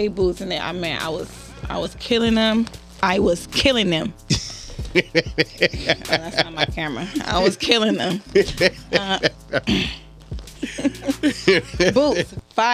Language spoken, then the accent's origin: English; Los Angeles, California, United States; I'm from West